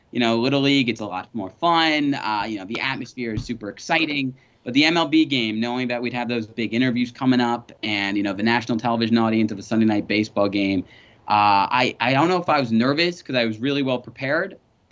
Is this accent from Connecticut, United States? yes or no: yes; Connecticut, United States; I'm from Connecticut